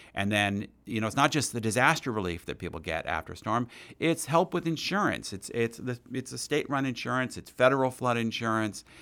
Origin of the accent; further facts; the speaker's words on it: Princeton, New Jersey, United States; I grew up near in Princeton, New Jersey